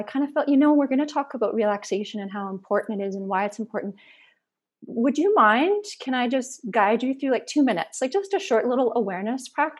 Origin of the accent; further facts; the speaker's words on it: Saskatoon, Saskatchewan, Canada; moved away as an adult; also born or lived in Athens, Georgia, United States / British Columbia; now in Alberta, Canada; I was born and raised in Saskatoon, Saskatchewan, in the prairies, went to school there, moved to actually a place called Athens, Georgia, just outside of Atlanta, Georgia, in 2000, and lived there for about 7 years